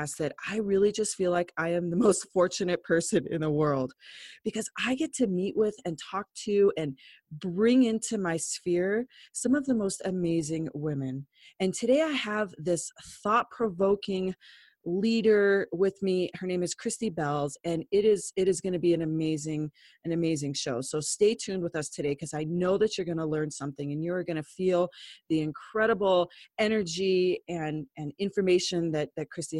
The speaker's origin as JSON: {"language": "English", "town": "Lyons", "country": "United States", "said": "I'm from Lyons"}